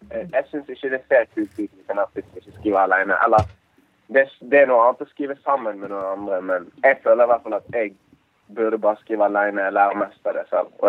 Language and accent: Norwegian; Bergen, Vestland, Norway; Jeg er fra Bergen.